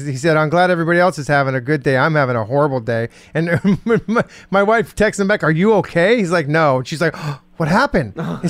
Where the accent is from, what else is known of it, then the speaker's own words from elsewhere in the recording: West Coast, United States; moved away; I grew up on the West Coast